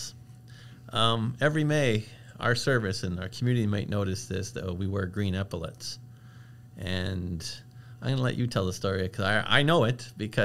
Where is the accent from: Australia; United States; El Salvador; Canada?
Canada; LaSalle, Quebec; I'm from the Belle Province de Quebec.